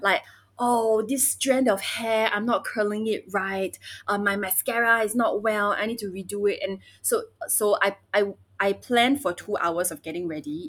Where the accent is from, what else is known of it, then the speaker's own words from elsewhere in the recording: Singapore; also born or lived in Beijing, China; 我 也 是 在 新 加 坡 长 大 的